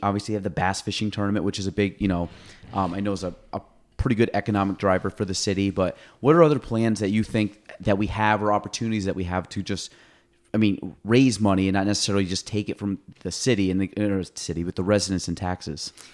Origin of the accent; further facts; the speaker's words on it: Chazy, New York, United States; I grew up in Chase Zee, Every, went through Plattsburgh